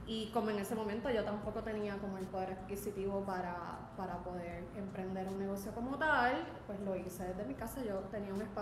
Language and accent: Spanish; Caguas, Puerto Rico; Tuvieron un restaurante en Viejo San Juan y luego en Caguas, porque yo soy original de Caguas. Este, así que yo me crié en un negocio.